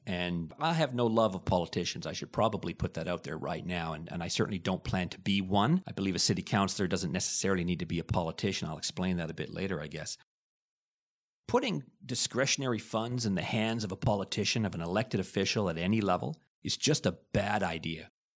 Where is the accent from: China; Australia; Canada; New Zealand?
Canada; Hamilton, Ontario; also born or lived in Liverpool, United Kingdom; I was born in Liverpool, and we came to Canada in nineteen sixty-nine when I was eleven months old. My dad ended up working at Stelco. My mom was a nurse in the general hospital. Pretty much quintessential Hamiltonian ever since I was eleven months old